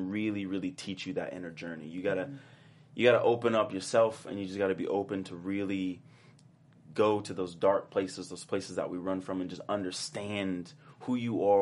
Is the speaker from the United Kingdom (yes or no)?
no; Oakland and Richmond, California, United States; was born in Oakland, lived there for a little bit, and then we moved to Richmond